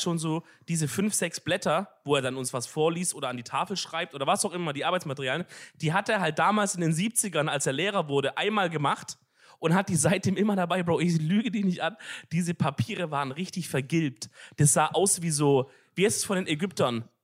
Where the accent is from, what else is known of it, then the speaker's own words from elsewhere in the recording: Swabia, Baden-Württemberg, Germany; dass ich ein Schwab bin